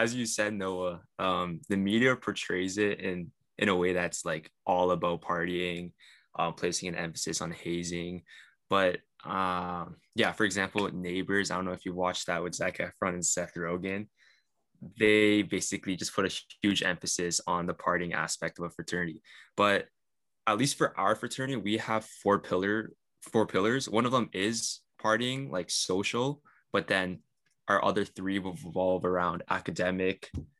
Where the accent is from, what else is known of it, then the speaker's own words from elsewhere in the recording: Aurora, Ontario, Canada; being brought up in a predominantly Caucasian area, like I was brought up in Aurora.